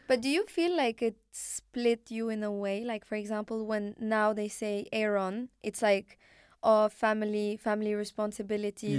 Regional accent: Morocco; first language Arabic; English is a second language; moved away; also born or lived in Canada; I was born in Morocco

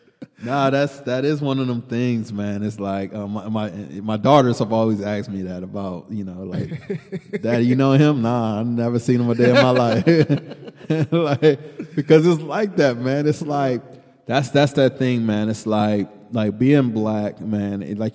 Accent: New York, United States; New York and hip hop, like for when we grew up in New York in hip hop, it was like they could always only be one king of New York.

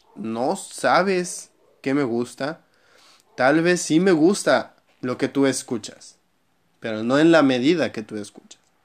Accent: Mexico; soy mexicano

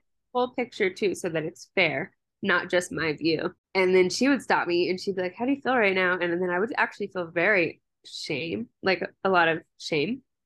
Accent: Maryland, United States; moved away as an adult; now in Colorado, United States; I'm from Maryland, and then I moved out here for undergrad

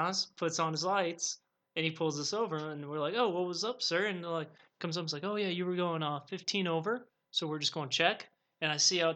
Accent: Colorado, United States; I'm from Colorado

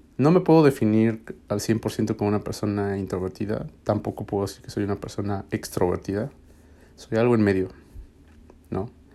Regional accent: Mexico City, Mexico; moved away as an adult; also born or lived in Austin, Texas; now in Nashville, United States; yo soy de México D F

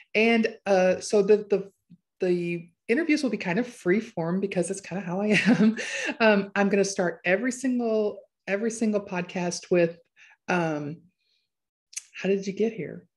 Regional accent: Chicago, Illinois, United States; moved away as an adult; also born or lived in Arkansas; now in Harrison, Arkansas, United States; I am from Chicago, a big city girl through and through.

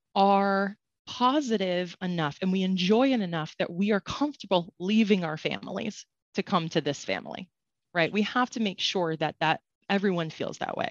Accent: Connecticut, United States; also born or lived in Florida; I'm from Connecticut and went to school in Florida and much to my chagrin, moved back

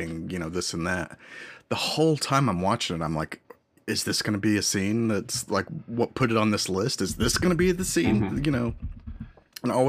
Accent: United States; I'm an American

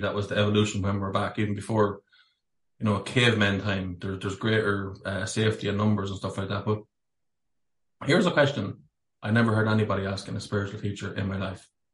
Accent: Ireland; born a Catholic as well in Ireland

